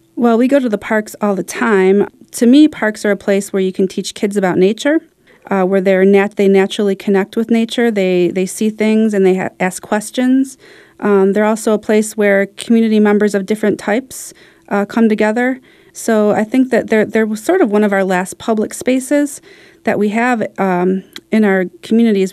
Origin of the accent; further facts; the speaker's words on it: Detroit, Michigan, United States; I grew up kinda near Baldock Park, so I went there a bit to sled when I was a kid. And I really, I used, it used to be Angel Park in Detroit